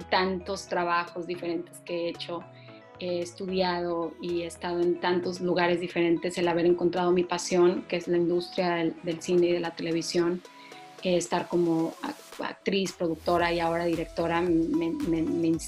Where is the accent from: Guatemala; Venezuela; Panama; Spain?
Panama; now in Mexico; porque hablaba como panameña, porque no comía lo que los mexicanos comían, no estaba este, acostumbrada a comer chile, no estaba acostumbrada a comer tortilla, dejar Panamá, dejar todo, dejar tu casa, dejar tus amigos, dejar tu escuela